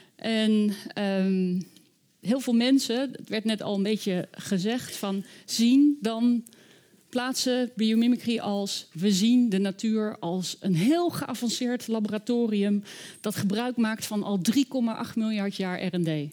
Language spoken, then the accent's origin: Dutch; The Hague, South Holland, Netherlands; Ik ben zelf opgegroeid in Den Haag